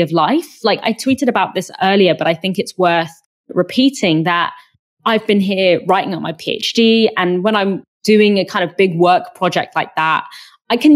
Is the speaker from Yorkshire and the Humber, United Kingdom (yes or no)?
no; London, United Kingdom; as a Londoner